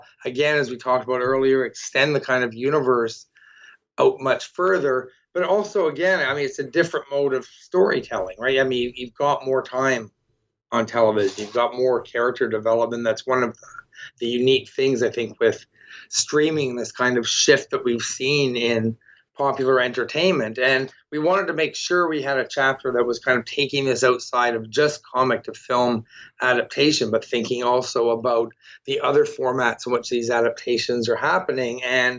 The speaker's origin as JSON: {"language": "English", "town": "Toronto", "region": "Ontario", "country": "Canada", "said": "I'm from Toronto, and, you know, I'm someone who read the Scott Pilgrim comics going through and looking, and I recognize that spot"}